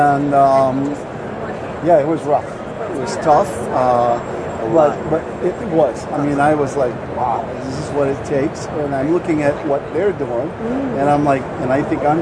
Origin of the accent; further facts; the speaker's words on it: Oahu, Hawaii, United States; I grew up in Hawaii